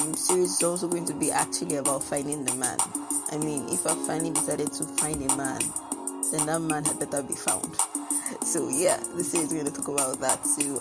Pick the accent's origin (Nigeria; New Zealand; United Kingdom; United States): Nigeria; I'm actually very proud to be Nigerian